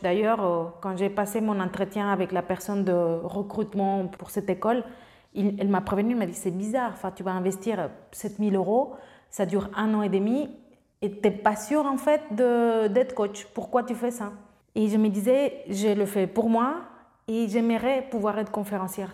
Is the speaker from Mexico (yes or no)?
yes; Mexico; French is a second language; moved away as an adult; also born or lived in France; j'avais aucun lien avec la France, j'ai fait pas toutes mes études là-bas, donc jusqu'au collège et après j'ai eu la chance d'avoir euh, une bourse pour aller au lycée français de Mexico parce que j'avais des bonnes notes au collège et au lieu de faire trois ans de lycée, j'en ai fait quatre parce que je ne parlais pas le français